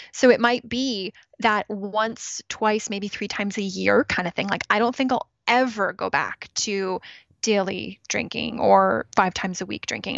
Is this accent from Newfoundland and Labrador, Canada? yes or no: no; Ontario, Canada; moved away as an adult; also born or lived in Toronto / Regina, Saskatchewan / British Columbia; now in Kelowna, Canada; I was born in Toronto, grew up in Ontario, so other side of the, other side of the country